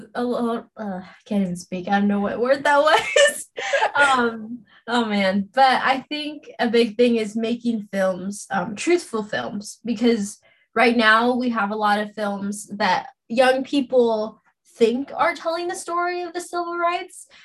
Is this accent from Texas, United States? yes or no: no; Los Angeles, California, United States; also born or lived in Orange County, California; I'm born and raised in Los Angeles, California recently moved to Orange County